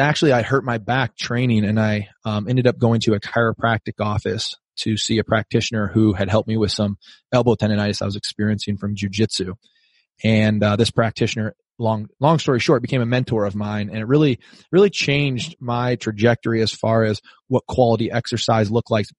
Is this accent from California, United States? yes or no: no; Rock Island, Illinois, United States; moved away as an adult; now in San Diego, United States; I'm from Rock Island, Illinois